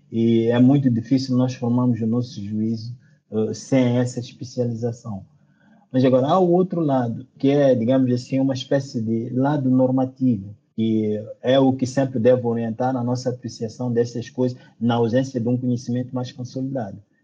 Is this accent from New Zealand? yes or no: no; Mozambique; Moçambique, meu país de origem